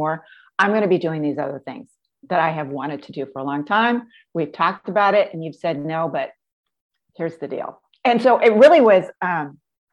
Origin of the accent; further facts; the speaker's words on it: Pacific Northwest, United States; born and raised in the Pacific Northwest